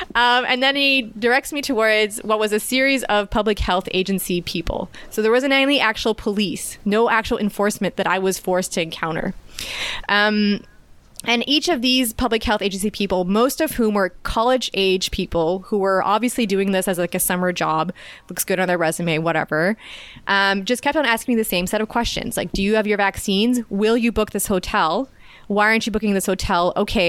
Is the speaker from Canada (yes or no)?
yes; Canada; I am a Canadian citizen. I have the right to enter and leave this country at will.